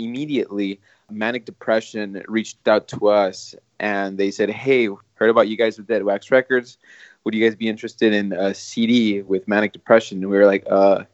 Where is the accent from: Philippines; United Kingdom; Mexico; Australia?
Mexico; Matamoros, Tamaulipas; now in Brownsville, United States; Matamoros, Tamaulipas, which is Mexico, which is my hometown originally. I'm from Mexico.